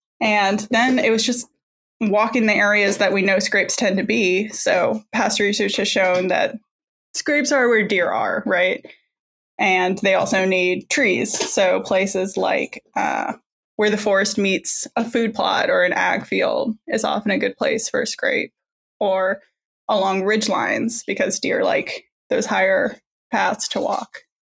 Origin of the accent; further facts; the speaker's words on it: Indiana, United States; moved away as an adult; also born or lived in Washington State / Mississippi; I grew up in Indiana. That's where kind of I'm originally from.